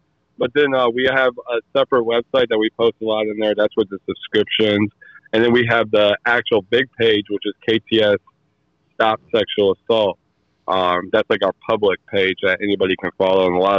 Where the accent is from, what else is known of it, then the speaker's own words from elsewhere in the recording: Muscoda, Wisconsin, United States; now in Alton, United States; I live in Alton, Illinois. I'm originally from Muscoda. I mean, I grew up all over the world. My dad was military. I was military.